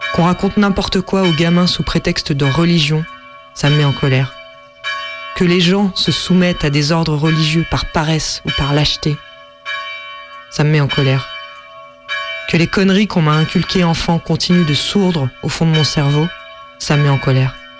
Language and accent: French; Vendée, Pays de la Loire, France; Je suis né en Vendée, le pays du cul du fou et de Devilliers